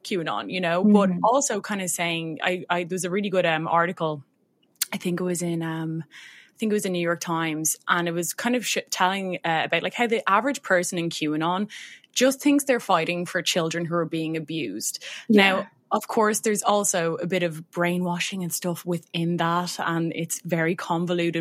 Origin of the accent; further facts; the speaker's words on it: Ireland; accent: Irish; I'm Irish, if anyone hasn't guessed by my accent.